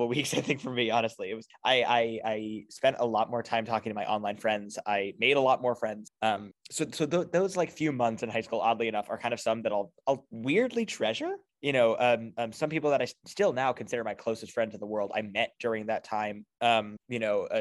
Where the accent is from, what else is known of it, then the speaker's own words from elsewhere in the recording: New Jersey, United States; moved away as an adult; now in Boston, United States; I come from New Jersey